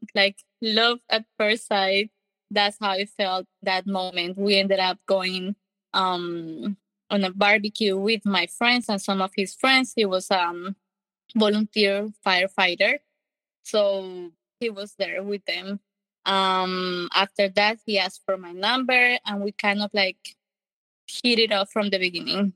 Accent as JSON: {"language": "English", "country": "Colombia", "tie": "born or raised there", "second_language": "English", "moved": "as an adult", "lives_now": "United States", "said": "I'm from Colombia. I uh, have one sister, and we were born and raised in Colombia in a happy family."}